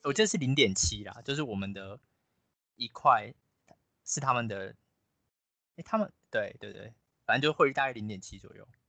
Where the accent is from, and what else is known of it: Taiwan